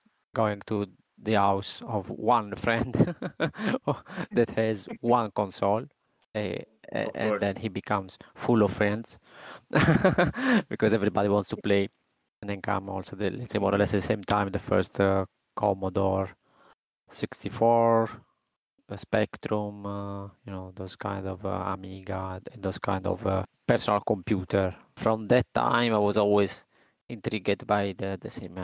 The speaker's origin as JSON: {"language": "English", "country": "Italy", "moved": "as an adult", "lives_now": "Spain", "said": "I moved out from Italy. I traveled in, let's say, in different country. Now I am in Spain."}